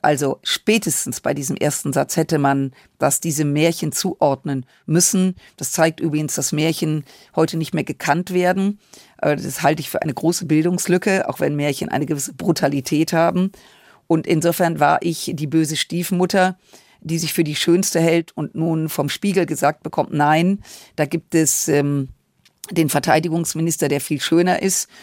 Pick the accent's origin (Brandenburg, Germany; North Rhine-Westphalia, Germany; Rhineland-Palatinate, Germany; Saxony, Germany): North Rhine-Westphalia, Germany; Düsseldorf; ich bin im Rheinland groß geworden